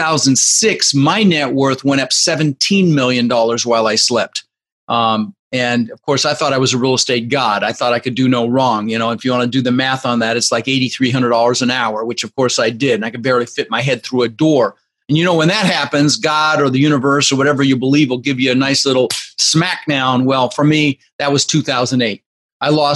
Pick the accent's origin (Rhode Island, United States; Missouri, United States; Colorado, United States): Colorado, United States; Denver; also born or lived in Netherlands; Came here when I was just 6 years old from Holland. I was born in the Netherlands, and we immigrated. I lived in Denver, Colorado, for about 30 years, and we grew up with very little